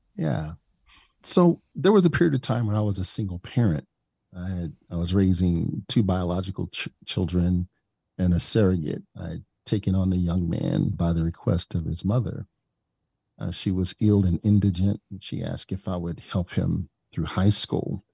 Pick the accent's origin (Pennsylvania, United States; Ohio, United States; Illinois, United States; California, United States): Illinois, United States; East St. Louis; I came from East Saint Louis, and I grew up with the benefit of having about ninety-nine percent of my teachers and instructors